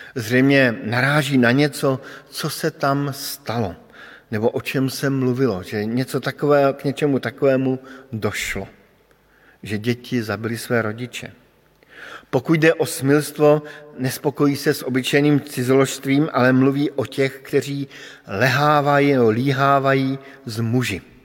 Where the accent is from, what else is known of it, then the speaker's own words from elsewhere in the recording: Bohemia, Czechia; moved away; pocházím z Čech